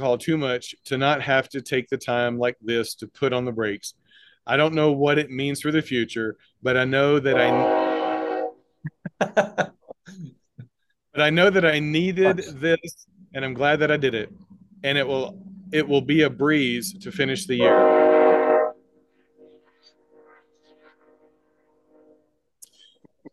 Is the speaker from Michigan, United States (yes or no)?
no; Mississippi, United States; I grew up in the South, grew up in Mississippi.